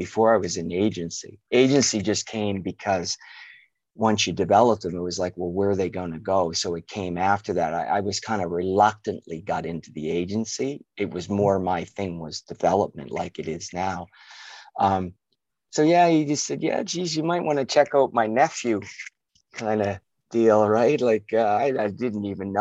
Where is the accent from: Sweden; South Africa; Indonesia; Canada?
Canada; Halifax, Nova Scotia; moved away as an adult; also born or lived in United Kingdom; We grew up in Halifax, different parts